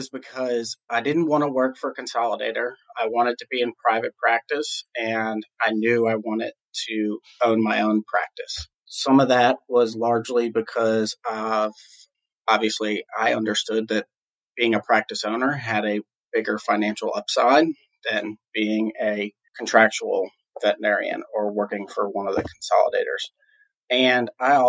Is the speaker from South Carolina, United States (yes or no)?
no; New Orleans, Louisiana, United States; I was born and raised in New Orleans, Louisiana